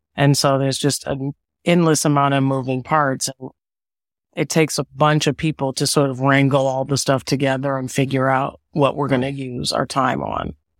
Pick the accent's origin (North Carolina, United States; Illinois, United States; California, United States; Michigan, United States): Illinois, United States; Evanston; moved away; also born or lived in Washington, D.C. / New York; I am originally from Evanston, Illinois, a suburb of Chicago